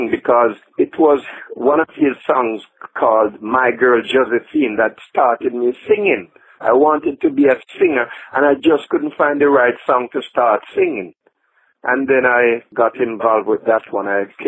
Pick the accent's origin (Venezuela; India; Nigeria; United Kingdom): United Kingdom; England; also born or lived in Jamaica / Brooklyn, United States; yeah? I was born in Jamaica not long ago, and then as a little kid I went to England, UK. There I grew up, and in fact I spent most of my younger days in America as well, Brooklyn.